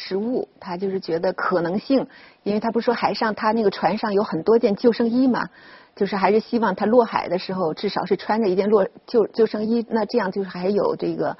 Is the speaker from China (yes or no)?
yes; China; 但是作为中国人呢，我我我可能又是一个骑墙派